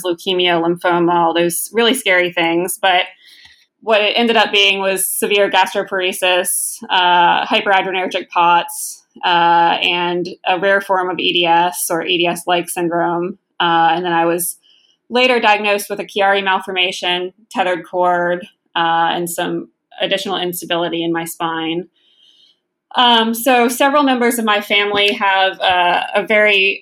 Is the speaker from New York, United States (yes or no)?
no; West Virginia, United States; I grew up in West Virginia